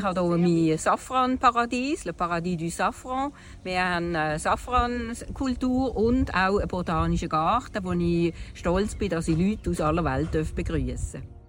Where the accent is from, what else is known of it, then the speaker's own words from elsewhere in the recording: Riehen, Basel-Stadt, Switzerland; moved away as an adult; now in Morocco; Ich komme aus Brünnich, aus Riechen, Basel-Stadt